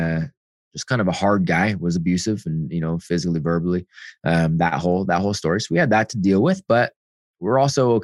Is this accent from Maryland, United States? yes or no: no; Bay Area, California, United States; I grew up out, you know, Bay Area-ish and middle-class home